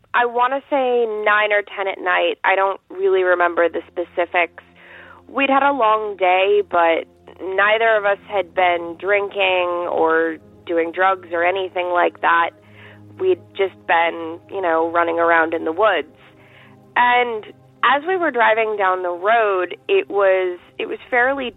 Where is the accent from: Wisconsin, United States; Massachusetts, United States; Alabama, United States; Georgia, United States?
Massachusetts, United States; Boston; I'm also from the Boston area